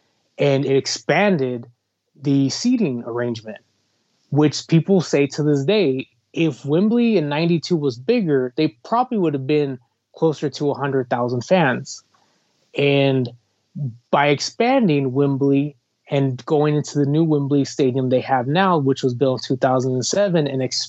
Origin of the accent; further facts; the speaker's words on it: United States; also born or lived in California; As American wrestling fans, I think we take for granted how fortunate we are to have events that are easier to travel to. For example, I live in California